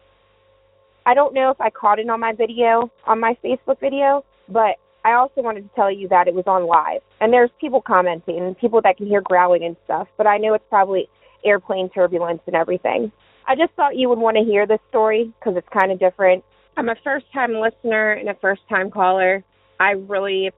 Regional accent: Maryland, United States; also born or lived in Southern Virginia; now in Virginia, United States; I'm originally from Maryland. Now I live in Southern Virginia

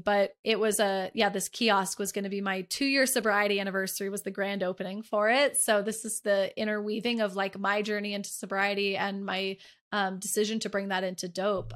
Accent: Northern California, United States; also born or lived in Dallas, Texas; I was born in Dallas, raised in Northern California

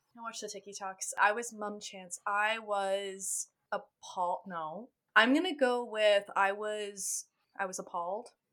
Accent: Ontario, Canada; a Canadian that lives close to where Letterkenny is based off

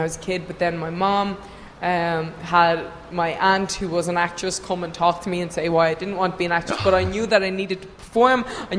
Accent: Ireland; I'm from Ireland.

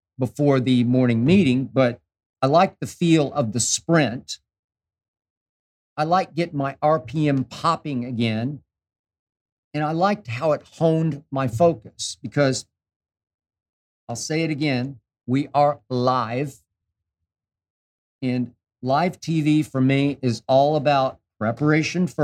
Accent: Oklahoma City, Oklahoma, United States; now in Los Angeles, United States; I grew up in Oklahoma City

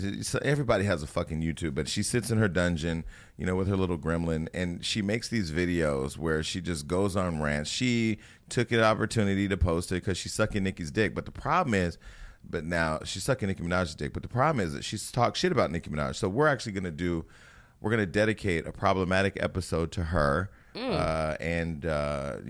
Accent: Northern California, United States; I'm from Northern California

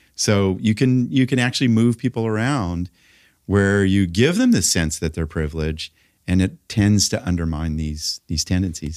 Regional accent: Los Angeles, California, United States; I grew up in Laurel Canyon in the late sixties

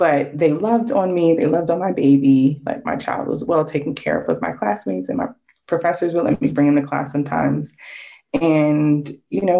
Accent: Connecticut, United States; I grew up in Connecticut, was born in Connecticut, and so that's where I lived for a while.

